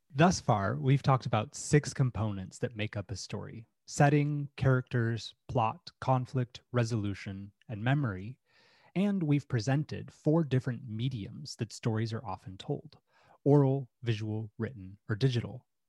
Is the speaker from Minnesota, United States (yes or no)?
no; Utah, United States; I grew up in Utah in the United States